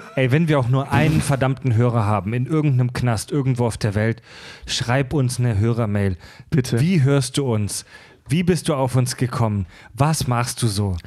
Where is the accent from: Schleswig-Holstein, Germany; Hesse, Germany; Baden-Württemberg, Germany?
Baden-Württemberg, Germany; Kieselbronn; also born or lived in Mühlacker; ich bin gebürtig Schwabe, geboren in Mühlacker, das ist Württemberg, aufgewachsen in Baden, in Kieselbronn